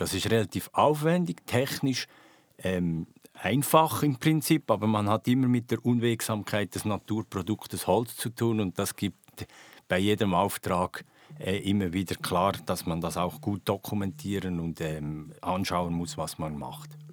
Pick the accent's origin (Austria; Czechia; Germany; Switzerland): Switzerland; bei uns in der Schweiz